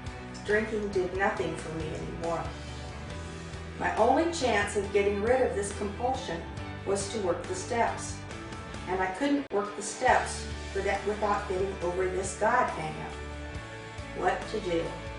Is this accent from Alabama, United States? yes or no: yes; Alabama, United States; born there; I was born in Alabama a few years ago. I came home from the hospital in my grandfather's Birmingham police cruiser.